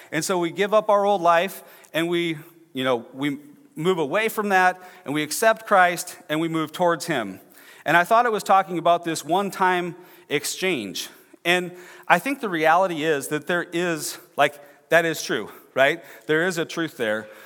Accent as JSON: {"language": "English", "town": "Clear Lake", "region": "Iowa", "country": "United States", "said": "I'm from, uh, north central Iowa, I'm from Clear Lake"}